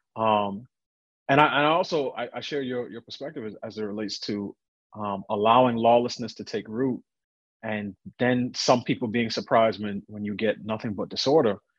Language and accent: English; New York City, New York, United States; I grew up in New York